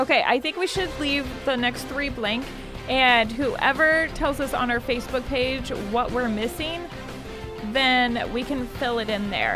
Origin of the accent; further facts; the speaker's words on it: United States; We're Americans